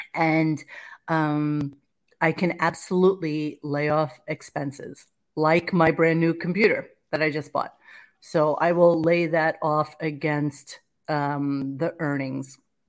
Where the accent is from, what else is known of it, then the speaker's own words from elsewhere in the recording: Canada; I'm from Canada, so I'm genuinely wondering.